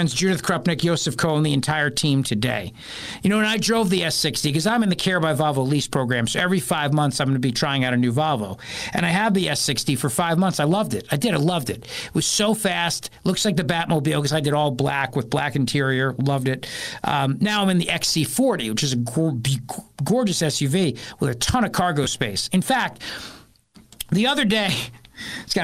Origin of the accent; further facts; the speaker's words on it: New Jersey, United States; I'm from Jersey